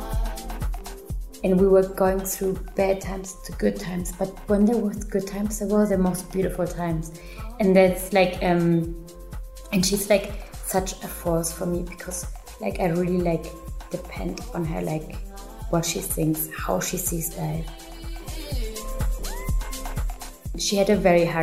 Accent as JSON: {"language": "English", "country": "Germany", "tie": "born or raised there", "also_born_or_lived": "Peru", "said": "I grew up in Germany"}